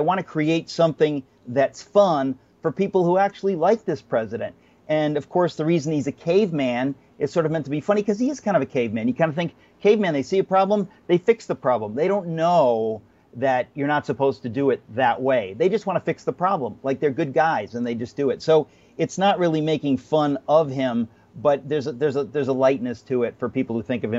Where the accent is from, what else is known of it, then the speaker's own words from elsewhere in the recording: New York, United States; I'm a New Yorker, and, you know, he's sort of vulgar, and I'm a Christian